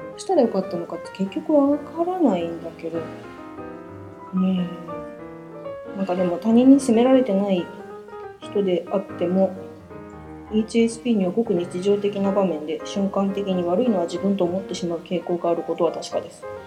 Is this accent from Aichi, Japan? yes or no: yes; Nagoya, Aichi, Japan; accent: Nagoya-ben